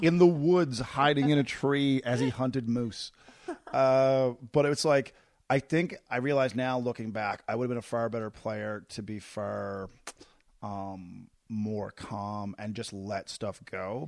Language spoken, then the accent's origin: English; Newfoundland and Labrador, Canada; moved away; I'm from Newfoundland